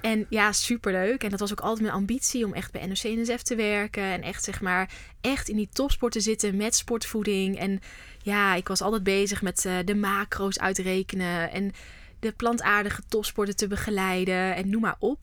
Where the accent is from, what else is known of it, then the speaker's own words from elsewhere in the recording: North Brabant, Netherlands; also born or lived in Amsterdam; now in Vught, Netherlands; Maar ik kom niet uit Amsterdam, ik kom uit Brabant